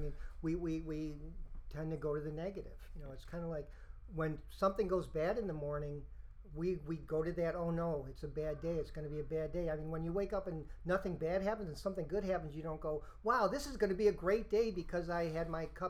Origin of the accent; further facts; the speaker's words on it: Rochester, New York, United States; I'm from Rochester, New York